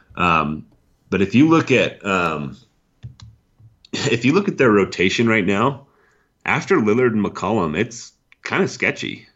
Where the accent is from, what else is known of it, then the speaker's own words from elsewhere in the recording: Wyoming, United States; I'm from Wyoming